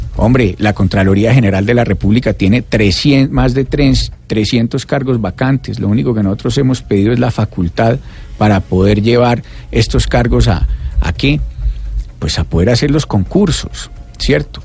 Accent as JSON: {"language": "Spanish", "town": "Pereira", "region": "Risaralda", "country": "Colombia", "said": "Pereira, de donde yo vengo"}